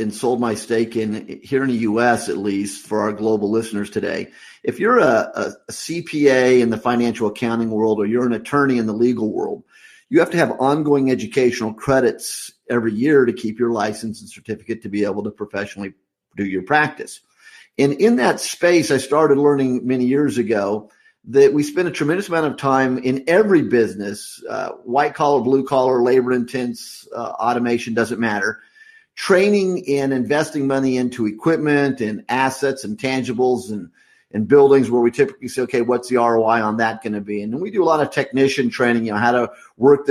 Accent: Midwest USA, United States; I grew up in the Midwest USA on a farm.

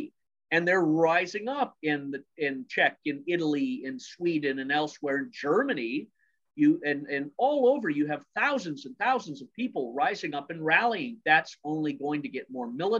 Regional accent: Scotland, United Kingdom; I was born in Scotland.

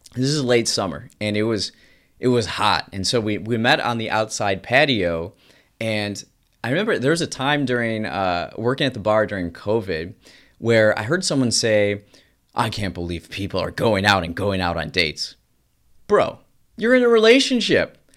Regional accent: United States; As an American

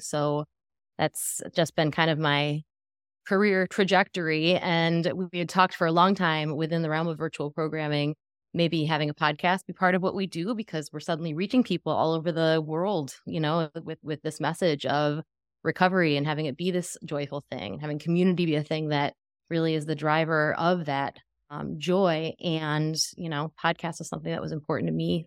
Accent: Western New York, United States; now in Tampa, United States; I currently live in Tampa, Florida, I'm from Western New York

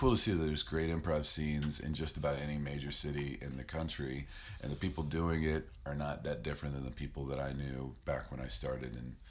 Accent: Virginia, United States; moved away as an adult; also born or lived in Chicago; I started in Chicago in 92, and I moved there from Virginia, where I grew up

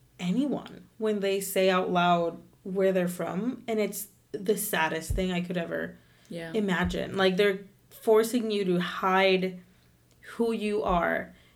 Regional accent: Puerto Rico; I'm from Puerto Rico, oh my God, I'm Puerto Rican too.

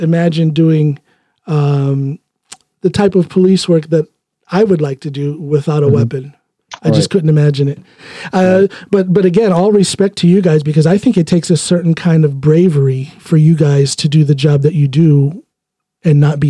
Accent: Ohio, United States; moved away as an adult; also born or lived in Chicago; now in Norway; my hometown in Ohio

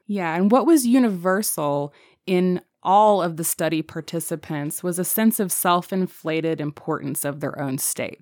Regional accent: United States; we're American

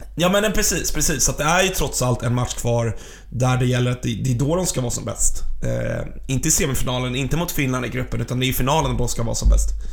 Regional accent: Sweden; vi som partiska svenskar

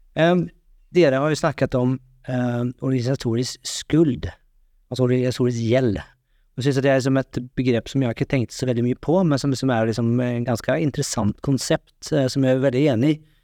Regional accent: Norway

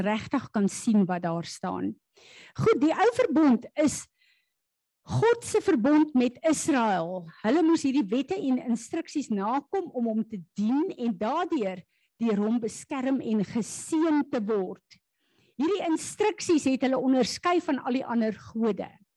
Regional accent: South Africa; as Suid-Afrikaners

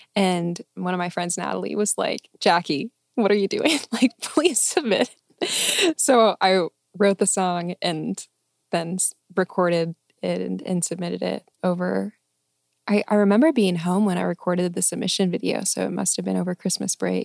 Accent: Arlington, Texas, United States; moved away as an adult; also born or lived in San Diego; Arlington, Texas

